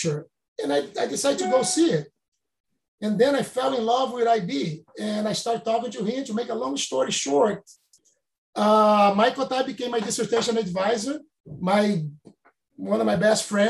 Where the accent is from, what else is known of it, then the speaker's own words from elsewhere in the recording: Rio de Janeiro, Brazil; moved away as an adult; in the 70s, growing up in Brazil